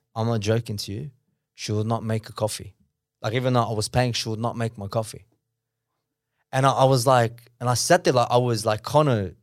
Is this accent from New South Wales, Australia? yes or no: yes; Sydney, New South Wales, Australia; born in Australia.